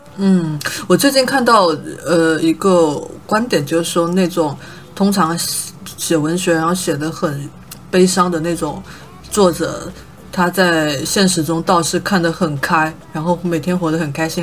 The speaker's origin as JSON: {"language": "Chinese", "region": "Guangdong", "country": "China", "said": "我们广东人"}